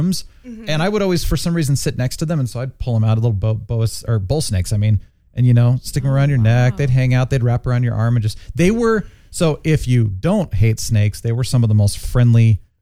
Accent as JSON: {"language": "English", "town": "Phoenix", "region": "Arizona", "country": "United States", "tie": "born or raised there", "moved": "yes", "said": "I grew up in Phoenix"}